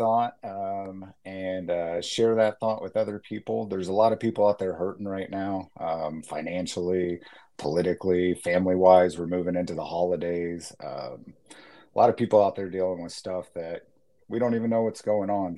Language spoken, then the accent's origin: English; Indianapolis, Indiana, United States; I'm from Indianapolis, Indiana. Little heart of the Midwest. I left here after high school, joined the military, Navy guy